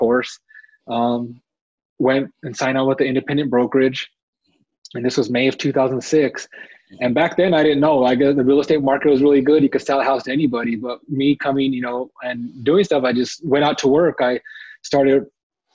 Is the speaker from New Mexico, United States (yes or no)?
yes; Albuquerque, New Mexico, United States; I'm from Albuquerque, New Mexico